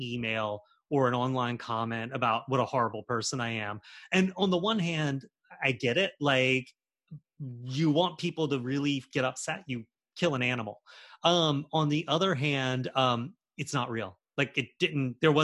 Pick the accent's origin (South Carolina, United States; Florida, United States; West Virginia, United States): South Carolina, United States; Charleston; growing up in Charleston in the 90s and the 80s